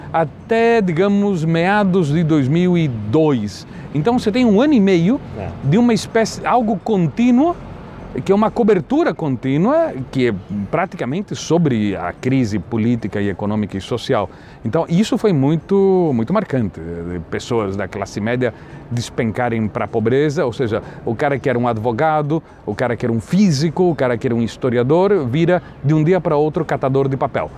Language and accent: Portuguese; Londrina, Paraná, Brazil; also born or lived in Buenos Aires, Argentina / São Paulo / Governador Valadares; eu me criei em Londrina, eh, Londrina é a minha cidade